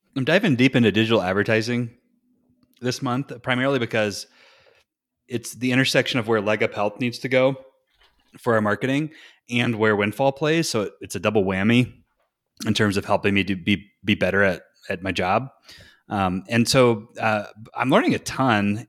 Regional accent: Morganton, North Carolina, United States; moved away; my hometown, uh, which is actually called Morganton

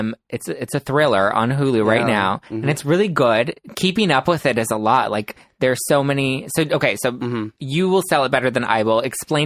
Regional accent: Los Angeles, California, United States; I'm an Angeleno. I grew up here in Los Angeles, born and raised.

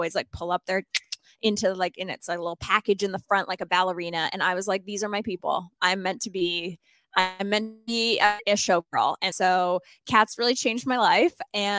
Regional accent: Sherwood Park, Alberta, Canada; It's called Sherwood Park, and I grew up in this in Canada

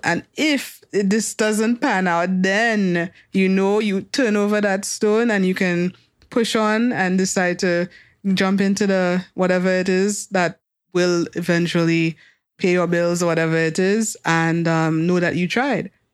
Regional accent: Soufrière, St. Lucia; growing up in Sufre

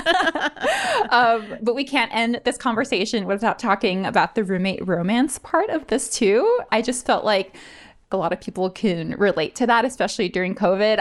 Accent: Honolulu, Hawaii, United States; moved away as an adult; now in San Francisco, United States; growing up in Honolulu, there's not, there's no publishing.

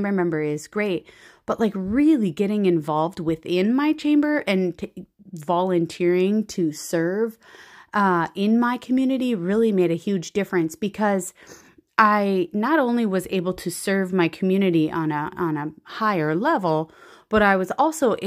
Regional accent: Central Minnesota, United States; I am from Central Minnesota

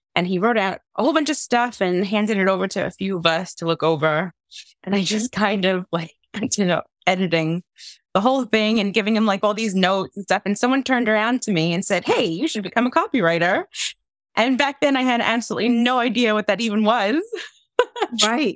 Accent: New York, United States; moved away as an adult; also born or lived in Long Island; now in North West England, United Kingdom; I'm originally from New York, I grew up in Queens and Long Island when I was a teenager, but I've been living in the UK now for the last 12 years

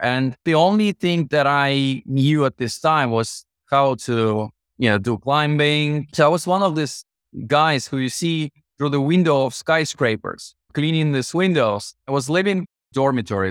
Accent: Russian Far East, Russia; moved away as an adult; also born or lived in Moscow, Russia; my hometown, fifteen thousand people, was closer to Japan across the Japanese Sea, Far East of Russia

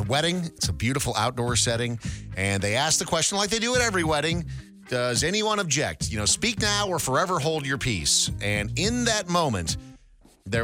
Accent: Midwest, United States; So Mahoney and I are both from the Midwest.

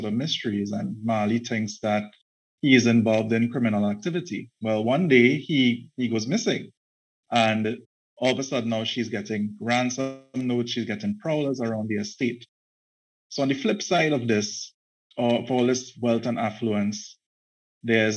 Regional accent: Trinidad & Tobago; I'm a writer from Trinidad and Tobago. I'm actually based in Trinidad and Tobago, born here, educated here, the entire works

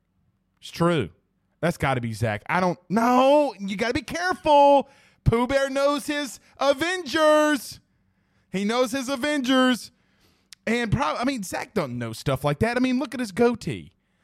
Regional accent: Kentucky, United States; Hey, man, I drink bourbon. I'm from Kentucky, y'all.

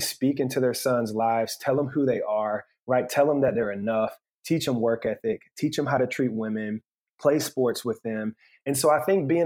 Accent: Asheville, North Carolina, United States; now in Matthews, United States; we grew up in Asheville, North Carolina

